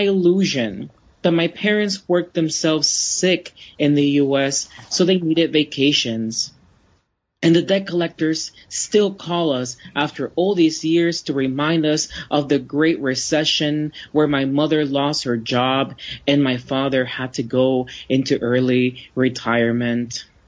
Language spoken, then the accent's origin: English; Florida, United States; I grew up in Florida